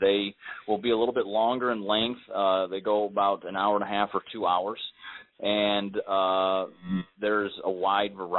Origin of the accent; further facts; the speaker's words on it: Cleveland, Ohio, United States; I'm from Cleveland as well